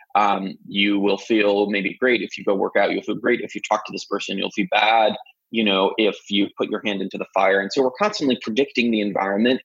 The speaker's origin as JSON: {"language": "English", "town": "Jerusalem", "region": "Jerusalem District", "country": "Israel", "tie": "born or raised there", "moved": "yes", "said": "I'm originally from Jerusalem, Israel, uh, where I was born and raised"}